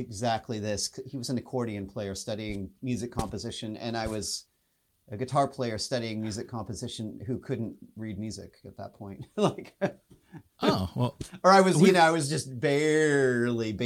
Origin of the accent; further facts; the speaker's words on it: Spokane, Washington, United States; moved away as an adult; also born or lived in Pullman, Washington; now in Seattle, United States; I grew up in Spokane